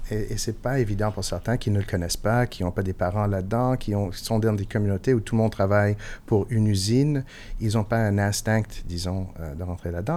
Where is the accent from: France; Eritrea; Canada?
Canada; Montreal, Quebec; first language English; French is a second language; je suis montréalais